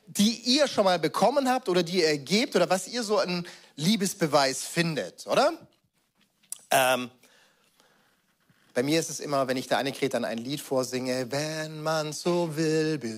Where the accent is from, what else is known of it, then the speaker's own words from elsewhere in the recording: Baden-Württemberg, Germany; ich weiß, ich bin als Schwabe groß geworden, da gab es halt Filterkaffee.